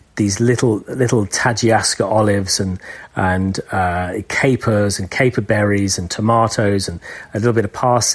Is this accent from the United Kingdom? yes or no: yes; England, United Kingdom; I'm an Englishman